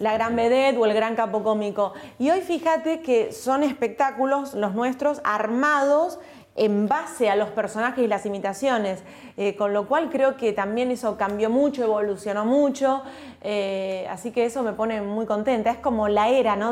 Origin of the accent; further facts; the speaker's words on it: Olivos, Buenos Aires Province, Argentina; Yo nací en Olivos, viví toda mi infancia, mi adolescencia en Olivos, a una cuadra de la quinta presidencial